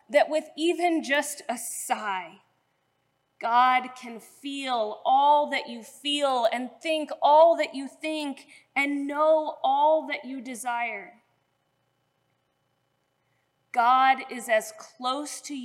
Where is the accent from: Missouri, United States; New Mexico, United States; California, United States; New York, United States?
Missouri, United States; St. Louis; moved away as an adult; now in Cincinnati, United States; I grew up in St. Louis